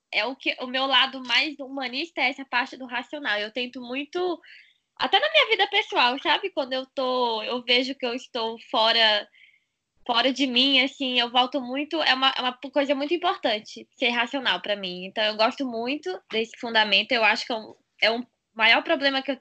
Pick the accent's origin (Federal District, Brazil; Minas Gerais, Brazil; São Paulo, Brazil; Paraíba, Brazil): Federal District, Brazil; Brasília; sou de Brasília, estou aqui em Brasília